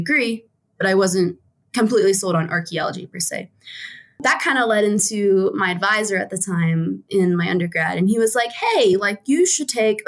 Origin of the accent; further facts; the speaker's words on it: Maryland, United States; moved away as an adult; also born or lived in West Virginia / Pittsburgh, Pennsylvania / Annapolis, Maryland; now in Wyoming, United States; I spent most of my life in Maryland